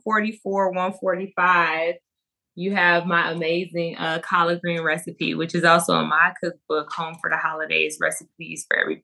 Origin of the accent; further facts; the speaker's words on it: Miami, Florida, United States; And now, you know, I say I'm from Miami, not Florida.